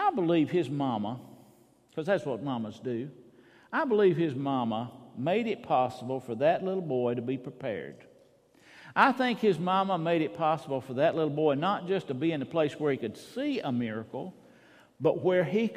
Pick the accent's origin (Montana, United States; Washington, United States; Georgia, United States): Georgia, United States; Gainesville; I was growing up in Gainesville, my brother and I'd get on our bikes